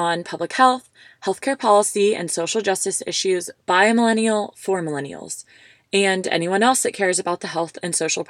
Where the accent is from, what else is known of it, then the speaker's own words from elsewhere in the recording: Georgia, United States; Georgia, aka my home state